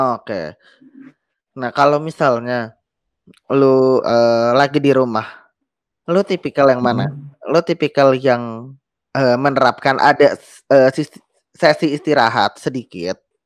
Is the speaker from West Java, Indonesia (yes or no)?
no; Jakarta, Indonesia; gue sendiri lahir Jakarta